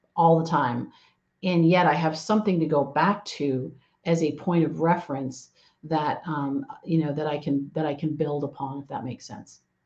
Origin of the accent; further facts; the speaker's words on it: Canada; now in San Diego, United States; I am uh, originally from actually from Canada, and now I live down in sunny Southern California in uh, San Diego